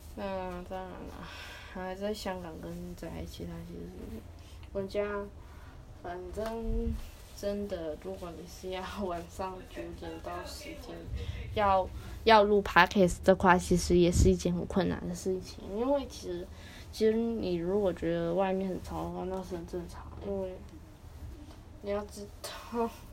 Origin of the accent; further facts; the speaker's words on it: Taiwan; 我是台湾人